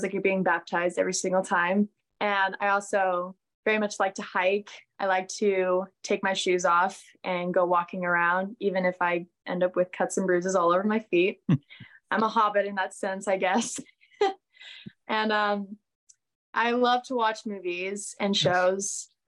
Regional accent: Boise, Idaho, United States; growing up in Idaho

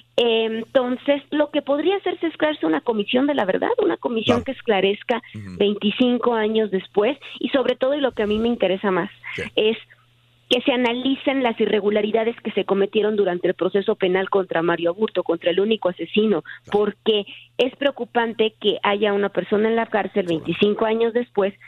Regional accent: Tijuana, Baja California, Mexico; soy de Tijuana

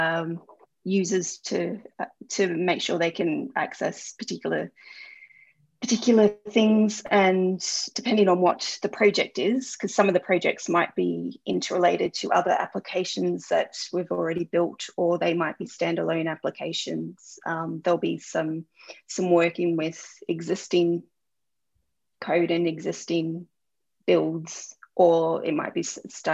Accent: Melbourne, Victoria, Australia; moved away as an adult; also born or lived in Suffolk; now in London, United Kingdom; I'm from Melbourne, and Melbourne has really strange weather.

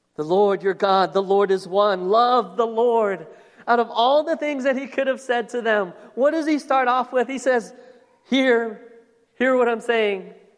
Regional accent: Phoenix, Arizona, United States; I was born here in the United States, born here in Phoenix, Arizona. And I've lived here all of my life, all 43 years of it

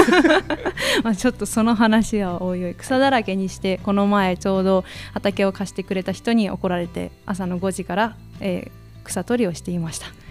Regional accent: Tonami, Toyama, Japan; also born or lived in Tokyo; now in Ina, Japan; 富山県砺波市という、うん、お米とチューリップの栽培がいう盛んなところの出身なのですが

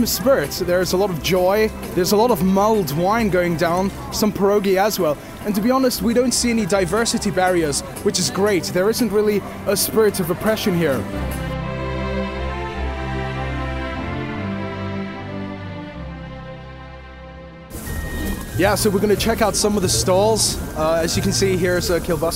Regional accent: Johannesburg, Gauteng, South Africa; also born or lived in Cape Town; I'm from Johannesburg

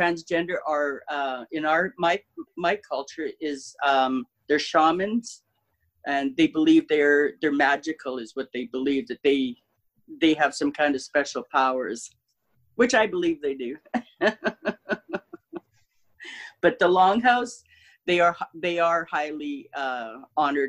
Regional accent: Manitoba, Canada; I'm Métis. I'm a Red River Métis. I'm from Manitoba

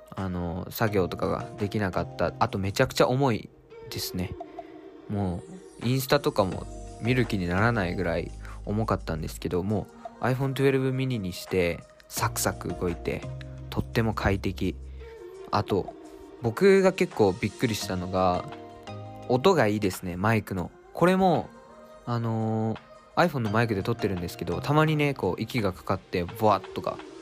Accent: Japan; born or raised there; now in Tokyo, Japan

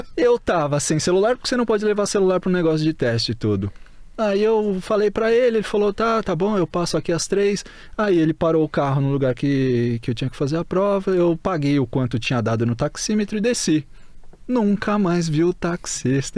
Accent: Brazil; moved away as an adult; also born or lived in Tallahassee, Florida / South Florida; now in Liverpool, United Kingdom; Enquanto a gente estava no Brasil

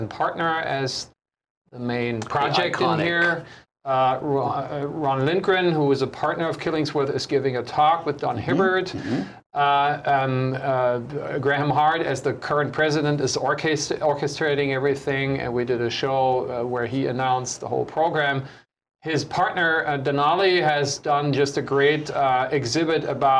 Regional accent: Germany; now in Honolulu, United States; me German

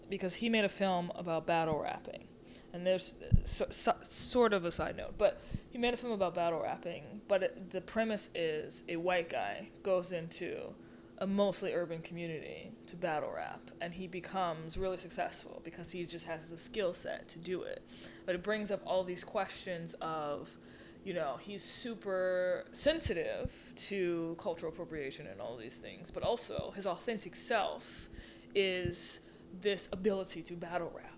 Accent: New Orleans, Louisiana, United States; moved away as an adult; now in Brooklyn, United States; I'm not from here. I'm from New Orleans originally. So I moved here 3 years ago.

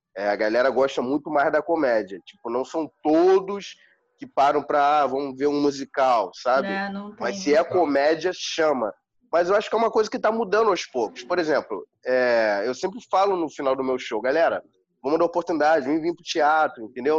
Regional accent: Rio de Janeiro, Brazil; eu passei minha infância toda ali na Henrique Martins

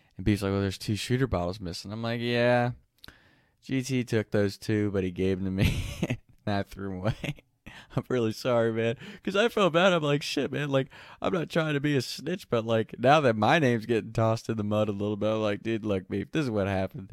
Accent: Kentucky, United States; the first friend I ever had growing up in Kentucky

